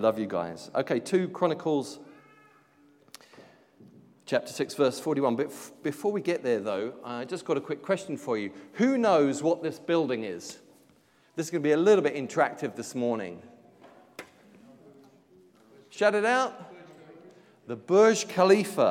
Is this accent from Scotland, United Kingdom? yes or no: no; London, United Kingdom; now in Auckland, New Zealand; Born in London, but now living in Sandringham.